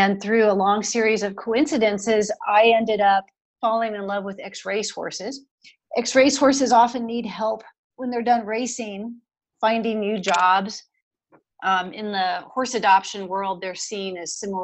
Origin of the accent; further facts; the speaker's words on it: Washington, District of Columbia, United States; moved away as an adult; now in Austin, United States; we grew up in the Washington, D.C. suburban area